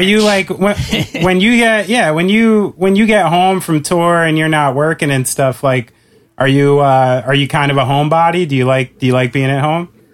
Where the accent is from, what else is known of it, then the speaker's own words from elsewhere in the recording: New York, United States; I'm a New Yorker